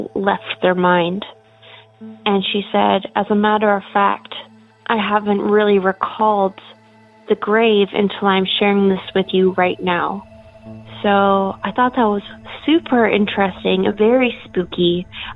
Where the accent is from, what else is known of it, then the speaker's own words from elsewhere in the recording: Portland, Oregon, United States; I'm from Portland, Oregon.